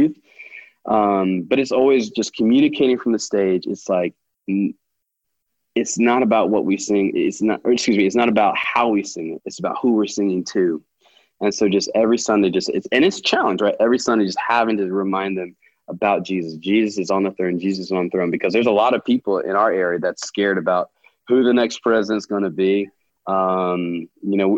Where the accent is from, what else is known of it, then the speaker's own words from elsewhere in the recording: United States; a white male growing up in America